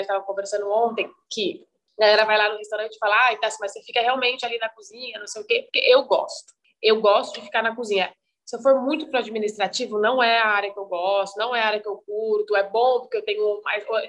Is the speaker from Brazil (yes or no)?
yes; Guaratinguetá, São Paulo, Brazil; moved away as an adult; also born or lived in Campos do Jordão / Denmark; now in São Paulo, Brazil; eu sou de Guaratinguetá, que é interior de São Paulo.